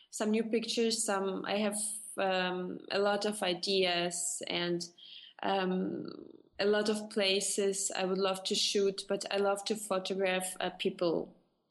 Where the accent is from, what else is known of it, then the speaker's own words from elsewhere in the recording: Russia; English is a second language; moved away as an adult; now in Switzerland; Originally, I am from Russia, but I live since 10 years in Switzerland.